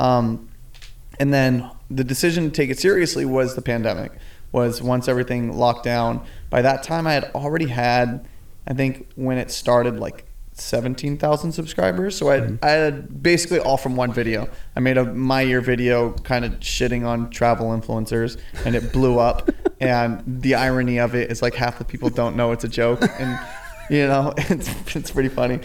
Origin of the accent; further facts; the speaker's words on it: Claremont, California, United States; also born or lived in San Diego, California; I grew up just about 45 minutes out here in a town called Claremont